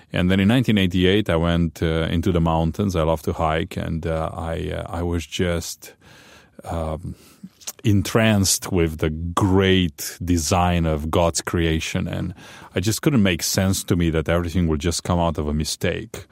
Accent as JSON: {"language": "English", "country": "Romania", "tie": "born or raised there", "also_born_or_lived": "Chicago", "second_language": "English", "moved": "as an adult"}